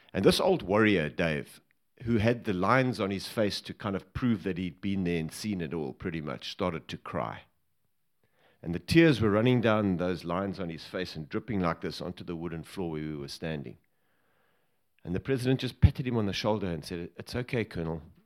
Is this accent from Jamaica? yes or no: no; Johannesburg, Gauteng, South Africa; also born or lived in Cape Town; We moved up to, to Joburg when I was about seven